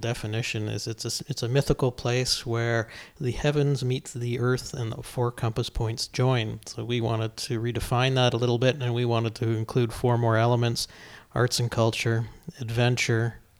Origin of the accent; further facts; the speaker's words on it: Salmon Arm, British Columbia, Canada; I'm from Salmon Arm, and they don't know where it is. I says, it's just west of Revelstoke